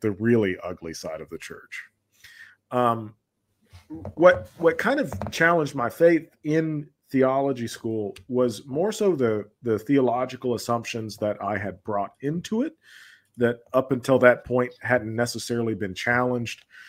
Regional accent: Georgia, United States; I grew up in, uh, the southern United States, what's commonly referred to as the Bible Belt, uh, in the state of Georgia

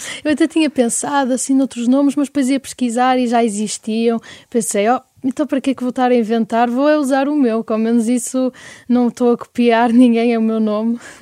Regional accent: Francelos, Norte, Portugal; also born or lived in Porto; eu sempre vivi em Francelos. Nasci no Porto, mas o, os meus pais têm uma casa em Francelos

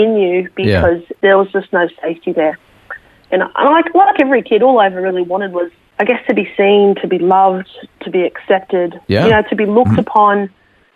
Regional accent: Sydney, New South Wales, Australia; moved away as an adult; also born or lived in Brisbane; I was born in Sydney, and that's where I grew up

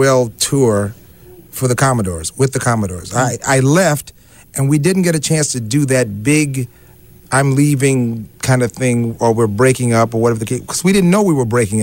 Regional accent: Alabama, United States; I'm from Alabama

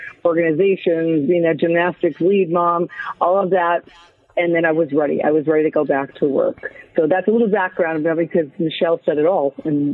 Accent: New York City, New York, United States; now in New Jersey, United States; I'm a New York girl by heart, born and bred in Brooklyn, New York. I reside now in Jersey, where our business is.

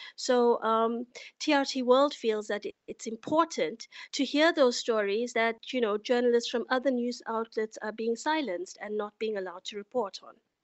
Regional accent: South Africa; now in Istanbul, Turkey; as a South African

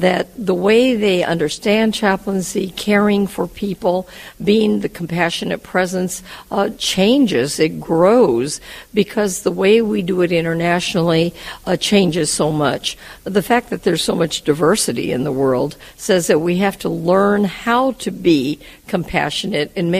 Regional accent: United States; I'm from the United States

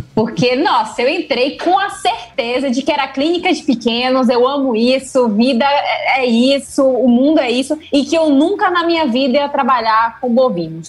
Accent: Salvador, Bahia, Brazil; Eu sou zootecnista formada aqui na Bahia, eu nasci aqui em Salvador mesmo.

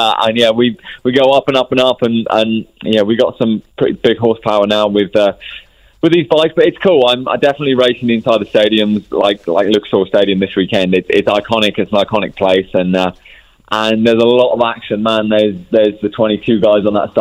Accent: England, United Kingdom; moved away; I'm from England. I'm from England.

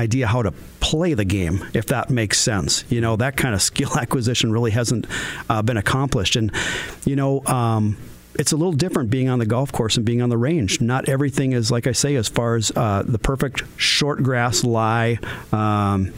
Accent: Moorhead, Minnesota, United States; I grew up in South Moorhead.

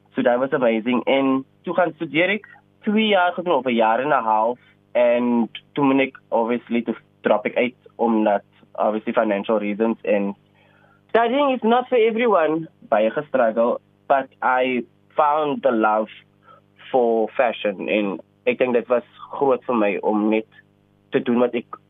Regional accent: Cape Town, Western Cape, South Africa; Ek is oorspronklik van Elsloo se rivier te range opgegroei met 'n single parent

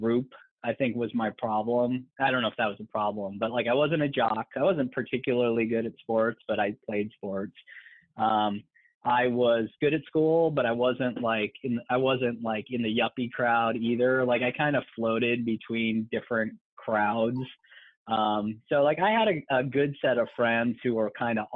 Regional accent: Pittsfield, Massachusetts, United States; also born or lived in Cleveland, Ohio; now in Seattle, United States; I grew up in Pittsfield, Mass

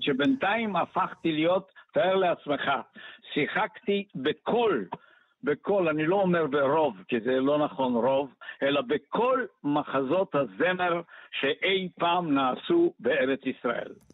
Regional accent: Bulgaria; first language Bulgarian; Hebrew is a second language; moved away as an adult; also born or lived in Sofia; now in Israel; אני באתי מבולגריה, אני לא הייתי ילד שם, אני הייתי אה, בגיל 20, 21

